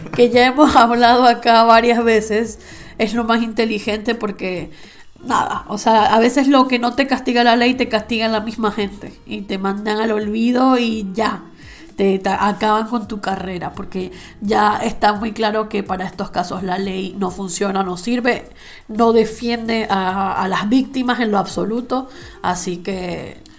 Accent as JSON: {"language": "Spanish", "country": "Venezuela", "moved": "yes", "lives_now": "Spain", "said": "que venimos de Latinoamérica, estamos un poco acostumbrados al orgánico. O sea, en Venezuela tú ibas a la frutería"}